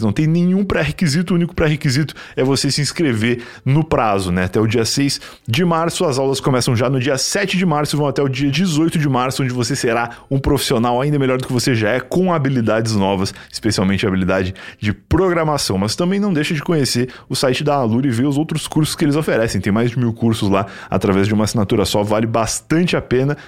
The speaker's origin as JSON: {"language": "Portuguese", "region": "Rio Grande do Sul", "country": "Brazil", "said": "eu, como gaúcho"}